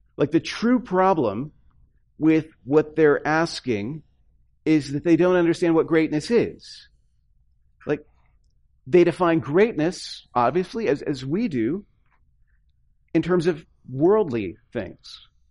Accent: the South, United States; moved away; also born or lived in upper Midwest; I come from the South

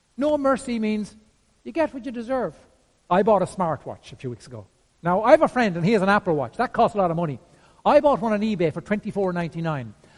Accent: Ireland

